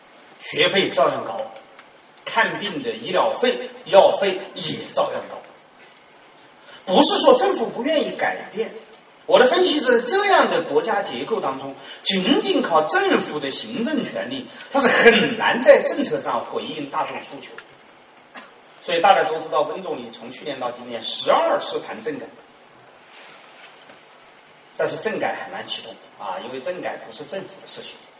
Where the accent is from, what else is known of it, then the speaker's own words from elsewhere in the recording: China; 当然我们中国人爱发梦也好，啊，中国人有梦想，说美国梦呢就是奥巴马能当总统，中国梦呢就是不断的使你有梦